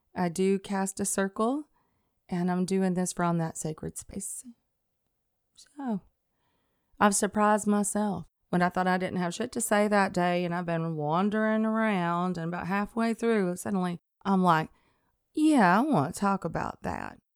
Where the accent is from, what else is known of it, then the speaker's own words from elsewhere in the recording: Athens, Alabama, United States; moved away as an adult; also born or lived in Scottsboro, Alabama / Pisgah, Alabama / New Jersey; I was born and raised in Athens, Alabama.